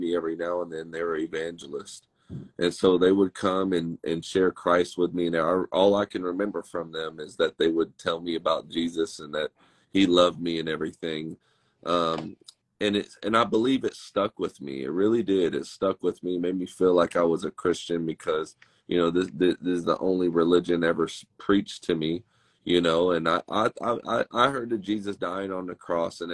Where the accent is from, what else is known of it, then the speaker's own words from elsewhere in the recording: Dallas, Texas, United States; I grew up in Dallas, Fort Worth, Texas